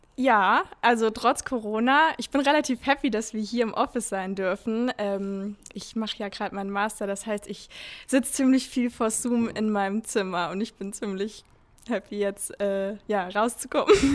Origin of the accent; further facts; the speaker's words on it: near Giessen, Central Hesse, Germany; moved away as an adult; also born or lived in Stuttgart / Pforzheim / Hamburg; now in Ingolstadt, Germany; komme gebürtig aus der Nähe von Gießen, aus Mittelhessen